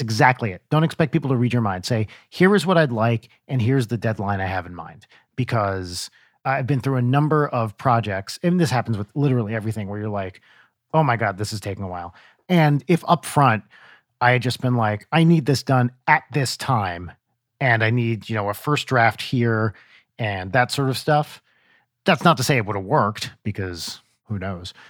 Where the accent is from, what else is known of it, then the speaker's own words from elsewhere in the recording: United States; accent: American; our American accents